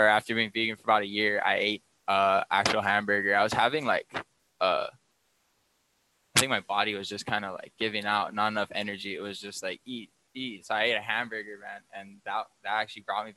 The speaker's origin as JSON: {"language": "English", "area": "Big Island", "region": "Hawaii", "country": "United States", "tie": "born or raised there", "also_born_or_lived": "California", "said": "not being born but being raised in Hawaii"}